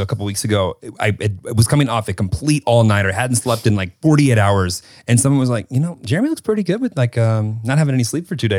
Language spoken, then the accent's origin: English; Illinois, United States; moved away as an adult; also born or lived in Kentucky; I'm from Illinois, but I eventually got to the South.